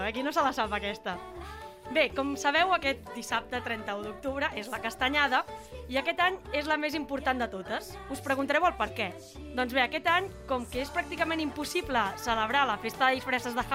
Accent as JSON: {"language": "Catalan", "region": "Catalonia", "country": "Spain", "said": "Som millors, som catalans."}